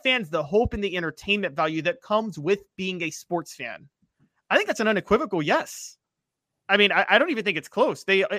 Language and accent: English; Memphis, Tennessee, United States; I grew up in Memphis when the Tigers would not invest in their football program.